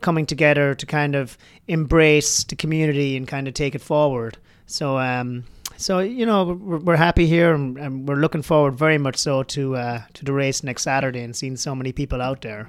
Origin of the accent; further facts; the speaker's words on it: Ireland; moved away; I grew up in Ireland. Um, you know, I actually grew up on a, a dairy farm in Ireland